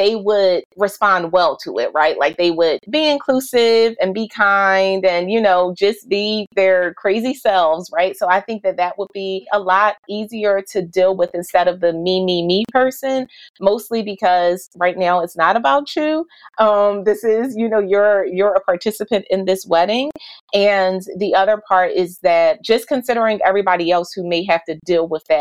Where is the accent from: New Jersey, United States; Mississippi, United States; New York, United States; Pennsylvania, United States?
Pennsylvania, United States; Philadelphia; moved away as an adult; now in Delaware, United States; I was born and raised in Philadelphia. I will be a Philly girl all day long.